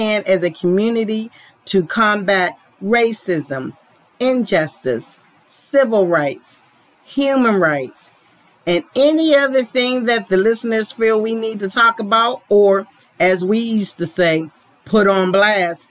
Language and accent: English; Pittsburgh, Pennsylvania, United States; now in Atlanta, United States; I was born in Pittsburgh, Pennsylvania, but I now live in Atlanta, Georgia